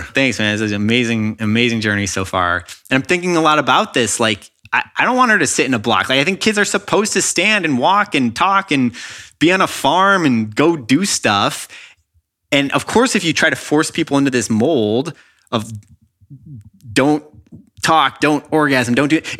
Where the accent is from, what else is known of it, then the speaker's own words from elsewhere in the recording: Chicago, Illinois, United States; now in Los Angeles, United States; when I was in public school growing up in Chicago